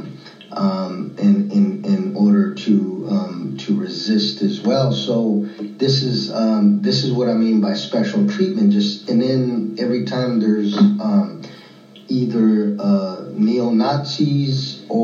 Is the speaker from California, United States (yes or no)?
yes; Northern California, United States; I was born and raised in Northern California.